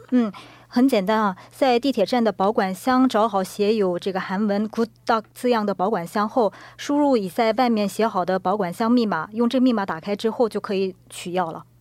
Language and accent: Chinese; Qingdao, Shandong, China; moved away as an adult; now in Seoul, South Korea; 我是从小学到高中是在山东青岛长大的